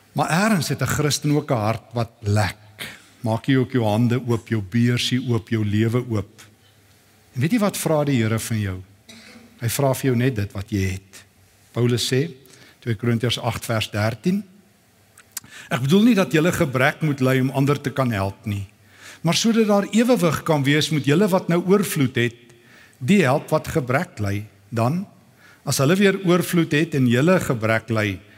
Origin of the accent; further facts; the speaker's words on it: South Africa; as Afrikaners